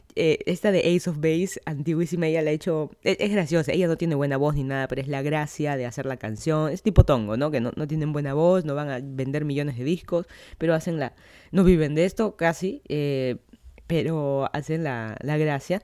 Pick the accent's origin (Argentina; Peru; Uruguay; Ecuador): Peru; Lima; moved away as an adult; now in Miami, United States; yo soy de Lima, Perú, vine a vivir aquí a Miami hace menos de dos años